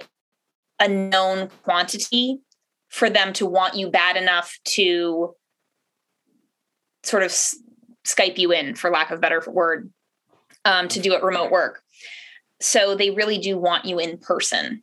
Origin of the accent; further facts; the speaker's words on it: Southeastern Connecticut, United States; moved away as an adult; also born or lived in Rhode Island; now in Boston, United States; I was born in Rhode Island, grew up in Connecticut